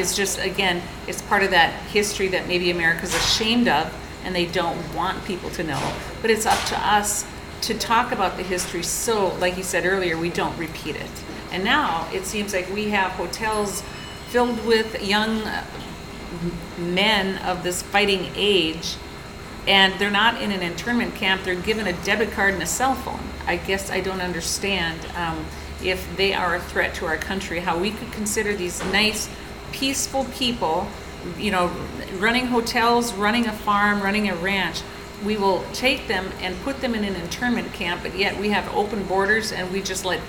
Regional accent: New Rockford, North Dakota, United States; I did in my hometown about New Rockford, North Dakota, and there was a hotel, and it was very elegant for its day

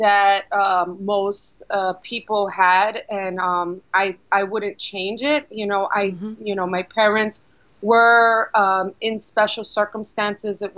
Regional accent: New York City, New York, United States; also born or lived in Brooklyn; I was born in Brooklyn, raised in the Bronx

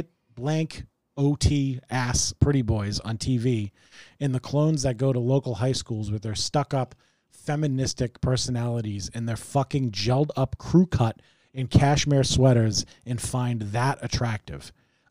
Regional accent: Wakefield, United States; even though we grew up in Wakefield and really could afford to not insult the poverty-stricken

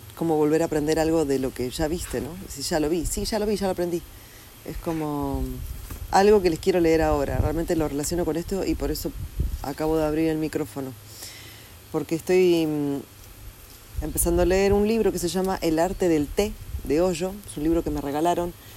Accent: Argentina; also born or lived in Mexico; now in Bali, Indonesia; no vivo en Argentina, nací en Argentina

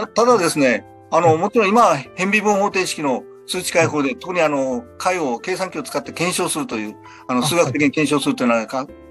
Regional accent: Sasebo, Nagasaki, Japan; 私の地元が佐世保なもんです。

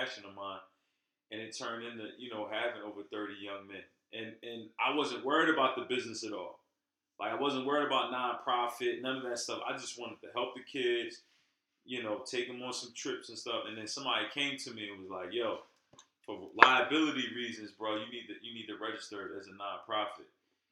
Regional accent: Pleasantville, United States; we grew up in Pleasantville, which didn't really afford us many great opportunities.

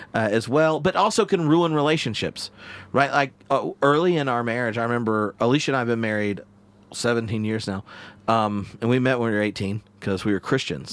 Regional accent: the South, United States; moved away as an adult; now in Edinburgh, United Kingdom; I grew up in the South

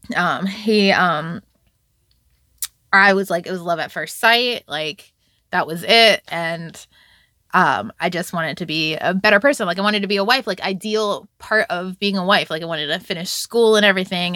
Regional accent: Virginia Beach, Virginia, United States; also born or lived in Bronx, New York; I was raised in Virginia Beach, Virginia

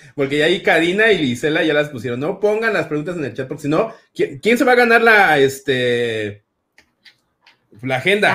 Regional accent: State of Mexico, Mexico; sí soy del Estado de México

